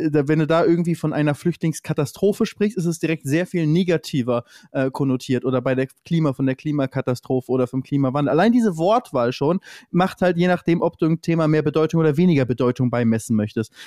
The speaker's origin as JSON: {"language": "German", "town": "Lübeck", "region": "Schleswig-Holstein", "country": "Germany", "said": "Ich komme ja aus, aus dem Norden, aus Lübeck, so genauso wie du aus dem Norden, Norddeutscher"}